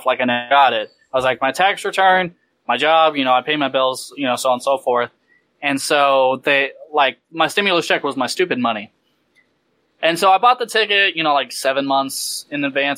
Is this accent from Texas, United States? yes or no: yes; Texas, United States; I'm from Texas